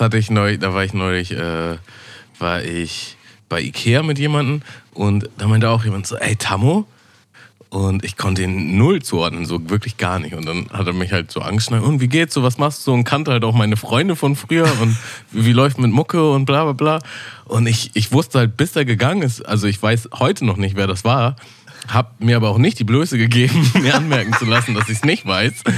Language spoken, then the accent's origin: German; Hamburg, Germany; Ja, also ich bin geborener Hamburger, bin in so einem Vorort vor Hamburg groß geworden und wohne jetzt wieder in Hamburg